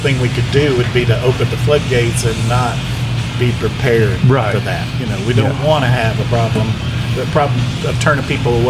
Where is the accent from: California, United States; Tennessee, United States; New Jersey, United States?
Tennessee, United States; Memphis; moved away as an adult; now in Pensacola, United States; I was born and raised in Memphis.